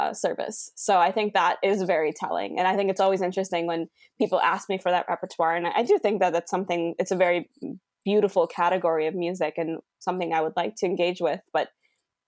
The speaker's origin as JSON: {"language": "English", "region": "Minnesota", "country": "United States", "tie": "born or raised there", "said": "we were growing up in sort of Minnesota specifically, and I wasn't growing up in India"}